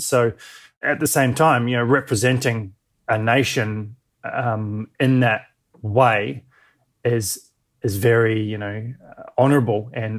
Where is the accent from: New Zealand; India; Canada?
New Zealand; also born or lived in Dunedin / Wanaka / Christchurch / Western Australia; I was born in New Zealand down in a place called Dunedin. We're living in the central Otago area of the South Island and then moved to Wanaka and then up to Christchurch and then moved over to Western Au